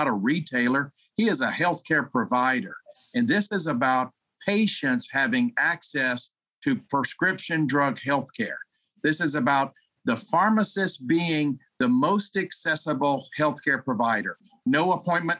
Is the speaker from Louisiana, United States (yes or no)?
yes; Louisiana, United States; I'm from Louisiana